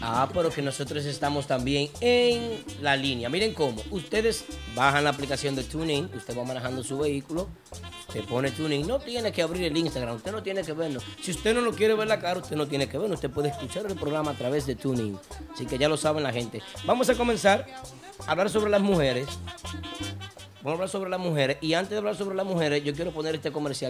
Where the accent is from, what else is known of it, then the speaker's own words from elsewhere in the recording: San José de las Matas, Santiago, Dominican Republic; yo soy del Rubio San José de las Matas, unos kilómetros más allá